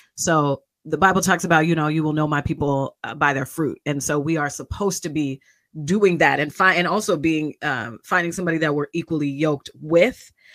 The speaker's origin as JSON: {"language": "English", "town": "Kent", "region": "Washington", "country": "United States", "said": "I'm from Kent, Washington, Seattle, especially when I was in Howard because y'all didn't know what Kent was. But I'm a, I'm I'm a suburban kid"}